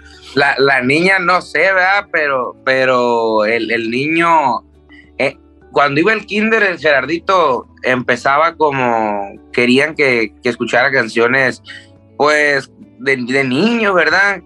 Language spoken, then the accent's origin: Spanish; Tijuana, Baja California, Mexico; also born or lived in Culiacán, Sinaloa, Mexico; me siento de Tijuana porque me crié en Tijuana